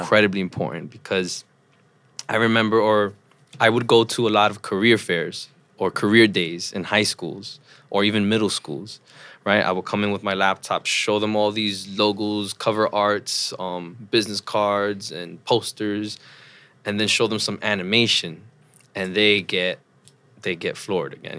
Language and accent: English; New York City, New York, United States; also born or lived in Troy, New York; I grew up in the Upper West Side of Manhattan